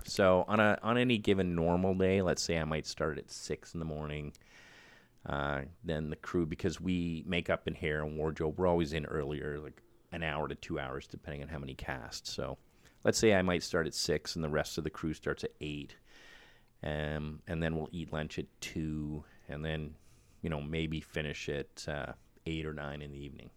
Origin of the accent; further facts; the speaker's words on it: Winnipeg, Manitoba, Canada; moved away as an adult; also born or lived in Vancouver; I'm from Winnipeg